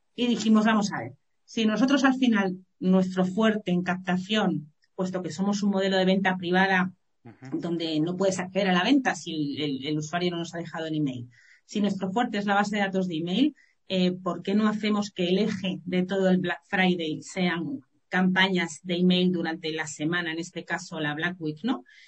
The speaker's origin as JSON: {"language": "Spanish", "town": "Madrid", "region": "Community of Madrid", "country": "Spain", "also_born_or_lived": "Málaga", "said": "Yo ya me volví de Málaga, volví a Madrid, que yo soy madrileña"}